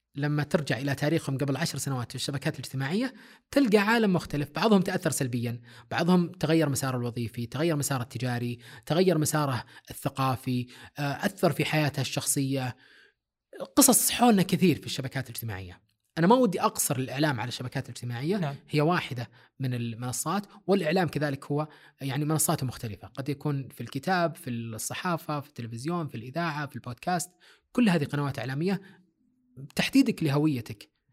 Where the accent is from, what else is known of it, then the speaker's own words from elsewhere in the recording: Saudi Arabia; هنا عندنا في السعوديه